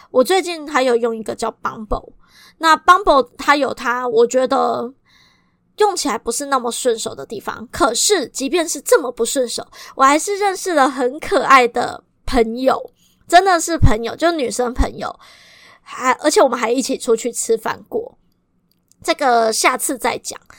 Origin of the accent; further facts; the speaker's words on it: Kaohsiung, Taiwan; 如果你跟我一样都是高雄人